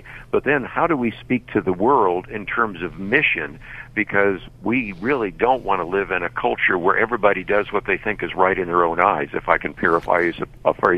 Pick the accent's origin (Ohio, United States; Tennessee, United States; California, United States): California, United States; Berkeley; I was born in Berkeley, California, so I understand the culture in which you're speaking right now, and grew up in the San Francisco Bay Area